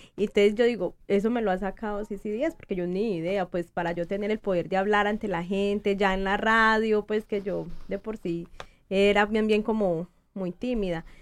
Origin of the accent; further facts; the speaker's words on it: Colombia; yo soy colombiana